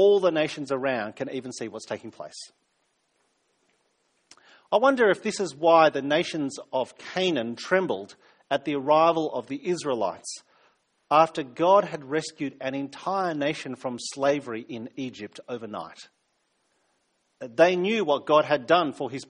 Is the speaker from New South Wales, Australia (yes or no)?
yes; New South Wales, Australia; now in South Australia, Australia; I'm from New South Wales originally